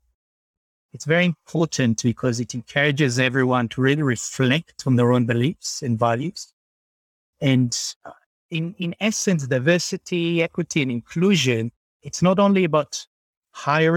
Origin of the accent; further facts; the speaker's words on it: Israel; moved away as an adult; now in Sydney, Australia; Israel itself, where I was born and raised